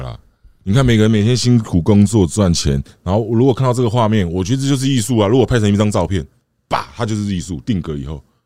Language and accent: Chinese; Taiwan; 我们台湾人